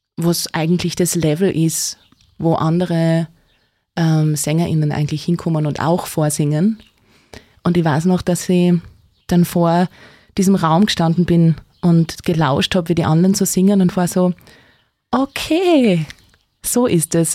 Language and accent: German; Neumarkt, Styria, Austria; ich bin aus Neumarkt